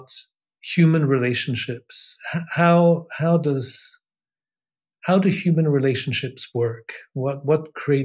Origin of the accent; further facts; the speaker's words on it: Switzerland; also born or lived in England; I was born in England, Swiss mother, and an English father. I've actually become Swiss since the beginning of this year. I had a British passport until then. I live in Switzerland since I moved to Switzerland actually when I was a kid. When I was seven, exactly